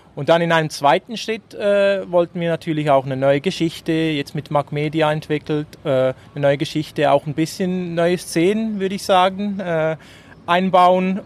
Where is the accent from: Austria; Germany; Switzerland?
Switzerland; als Schweizer